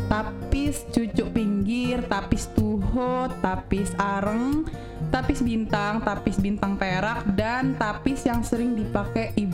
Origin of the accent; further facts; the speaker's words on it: Lampung, Indonesia; musik tradisional Lampung dan ibu-ibu di daerah gue tuh kebanyakan pakai tapis untuk acara-acara acara-acara penting gitu loh.